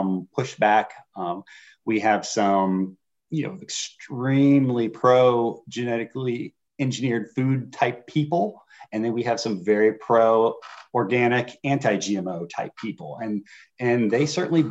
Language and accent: English; Northern Indiana, United States; now in Virginia, United States; I grew up in Northern Indiana around corn and beans, and coming to Virginia